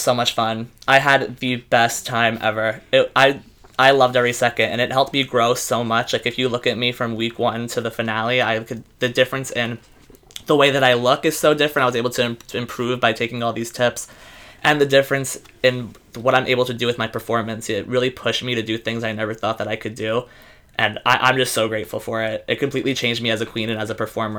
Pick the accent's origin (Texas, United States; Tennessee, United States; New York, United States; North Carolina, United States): New York, United States; New York City; I am born and raised in the Bronx